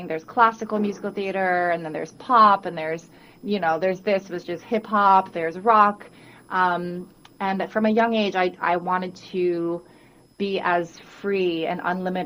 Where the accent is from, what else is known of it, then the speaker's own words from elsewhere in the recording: Guam; now in New York City, United States; I was born and raised on Guam